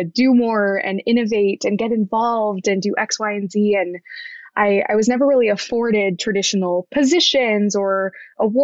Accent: Wichita, Kansas, United States; my upbringing in Wichita. So I'm from Kansas, born and bred

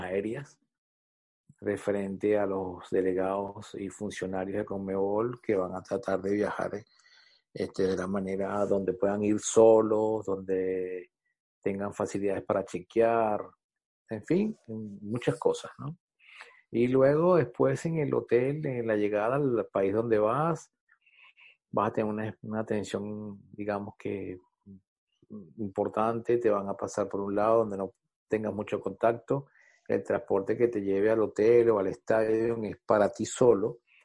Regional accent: Venezuela; como venezolano

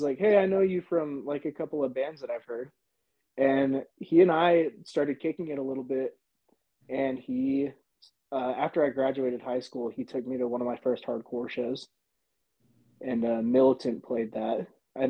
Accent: Bountiful, Utah, United States; also born or lived in Salt Lake City, Utah / Sugar House, Salt Lake City; I grew up in Bountiful.

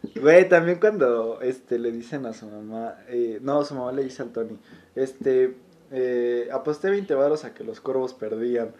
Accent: Mexico; como mexicano y estando muy adentro de la cultura

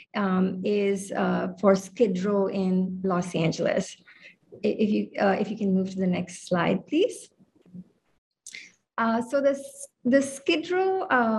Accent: India; moved away as an adult; also born or lived in Hawaii / Mongolia; now in Honolulu, United States; I was raised in India, but I've lived on the islands since the 1990s

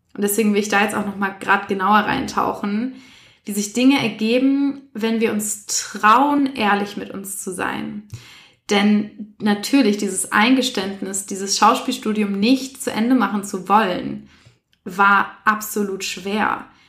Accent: Essen, North Rhine-Westphalia, Germany; also born or lived in Berlin; in Essen übrigens, da bin ich die größte Zeit meines Lebens aufgewachsen, obwohl ich gebürtige Berlinerin bin.

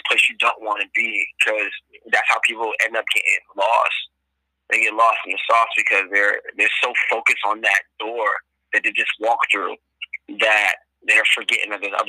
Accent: Boston, Massachusetts, United States; now in Los Angeles, United States; I'm from Boston. I hail from Boston, Massachusetts. Currently residing in L.A.

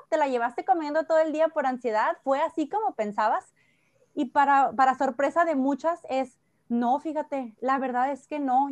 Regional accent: Sonora, Mexico; now in Tijuana, Mexico; Soy sonorense de nacimiento

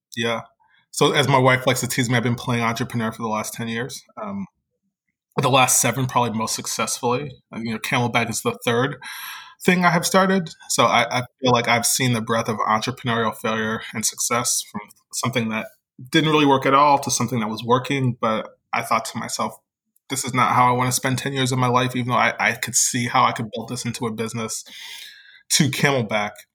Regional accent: New Jersey, United States; moved away as an adult; also born or lived in Virginia / Philadelphia; now in New Orleans, United States; I live in New Orleans, but I was born and raised in New Jersey. Uh, the part of New Jersey that's the suburb of New York

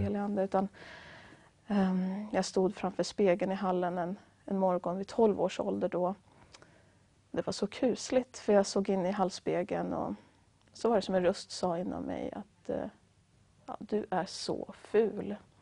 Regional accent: Västra Götaland, Sweden; jag kommer från en mindre stad i Västra Götaland

